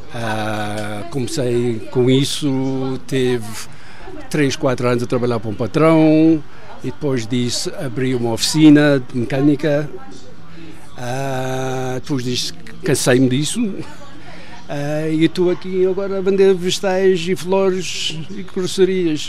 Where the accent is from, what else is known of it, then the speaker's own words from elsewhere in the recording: South Africa; accent: Madeira; also born or lived in Madeira, Portugal; vim para a África do Sul, tinha 5 anos, estudei aqui na África do Sul